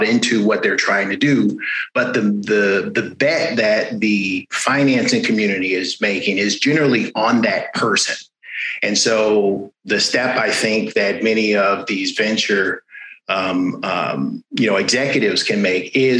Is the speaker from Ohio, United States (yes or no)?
no; Los Angeles, California, United States; now in San Francisco, United States; I'm a Californian by birth and by current resident. Both Southern California, grew up in LA, currently live in San Francisco